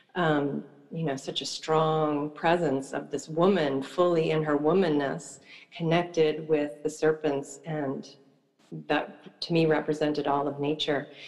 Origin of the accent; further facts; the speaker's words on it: eastern Long Island, New York, United States; growing up on the East Coast in a um, very rural part of the eastern part of Long Island